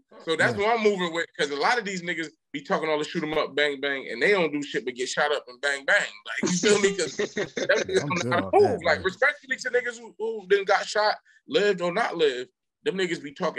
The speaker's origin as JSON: {"language": "English", "town": "Hillside", "region": "New Jersey", "country": "United States", "also_born_or_lived": "Newark, New Jersey", "said": "I'm telling niggas I'm from Hillside"}